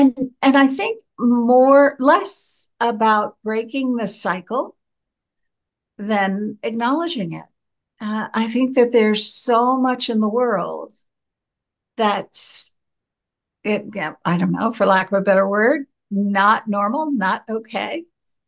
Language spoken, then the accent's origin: English; New York, United States; moved away as an adult; also born or lived in Philadelphia / Westchester / Manhattan / Rockland County; now in Ireland; I was reared in New York, but When I married, I moved and reared my family in Philadelphia.